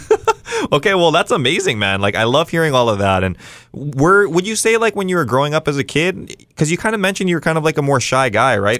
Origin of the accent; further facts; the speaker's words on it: Kauai, Hawaii, United States; I'm from Kauai